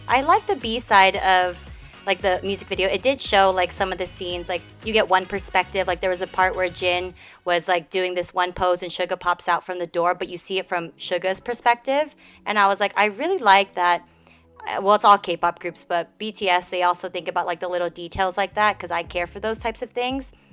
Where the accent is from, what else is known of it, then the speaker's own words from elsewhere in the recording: United States; we're American